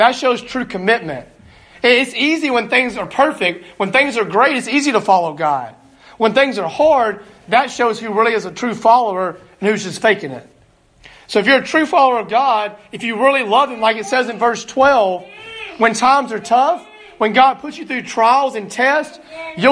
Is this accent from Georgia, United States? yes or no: no; Alabama, United States; moved away as an adult; now in Greenville, Illinois, United States; I'm from Alabama